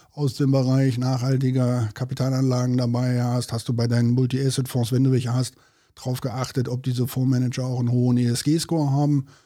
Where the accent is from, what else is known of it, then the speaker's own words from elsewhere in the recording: North Rhine-Westphalia, Germany; so, wie wir äh, bei uns in Westfalen immer so schön sagen, am Hintern ist die Henne fett.